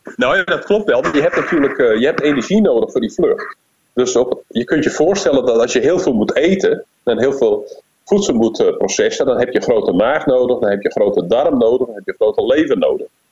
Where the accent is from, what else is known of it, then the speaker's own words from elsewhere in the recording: Netherlands; als Nederlander